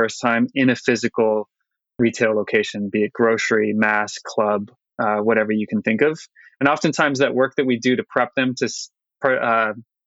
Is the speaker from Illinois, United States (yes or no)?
no; Hawaii, United States; I'm very blessed to have been born and raised in Hawaii, particularly on the islands of Maui and Oahu